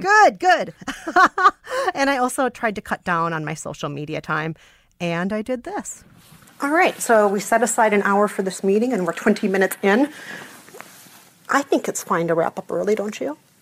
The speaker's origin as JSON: {"language": "English", "town": "Bloomington", "region": "Minnesota", "country": "United States", "tie": "born or raised there", "said": "I'm from Bloomington"}